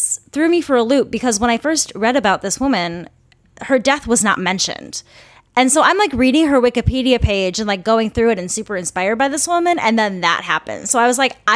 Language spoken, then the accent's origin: English; Minnesota, United States; I'm a Minnesotan.